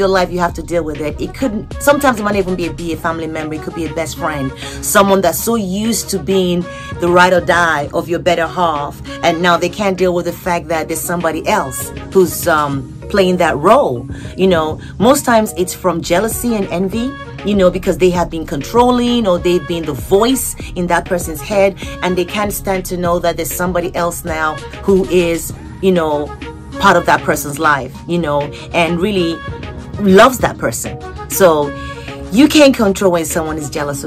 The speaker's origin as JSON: {"language": "English", "region": "Lagos", "country": "Nigeria", "tie": "born or raised there", "moved": "yes", "lives_now": "United States", "said": "I was born in Surulere"}